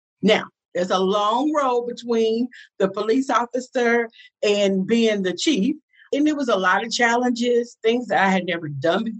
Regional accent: Atlanta, Georgia, United States; I was raised in Atlanta. I am a Grady baby

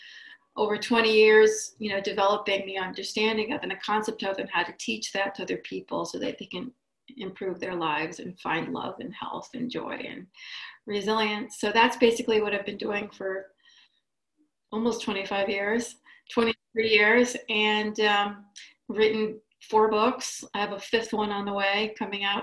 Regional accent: Israel; moved away; also born or lived in Boston; I'm from Israel.

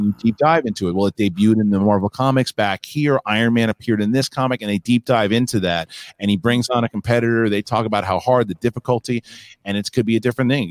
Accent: New York City, New York, United States; I'm Queens

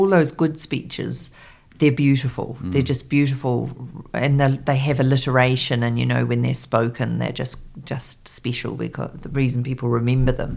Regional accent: New Zealand; also born or lived in London; I was a speechwriter and I was from New Zealand

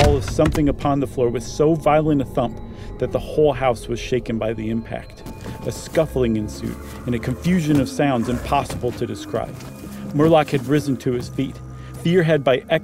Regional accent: Ohio, United States; I grew up in Ohio

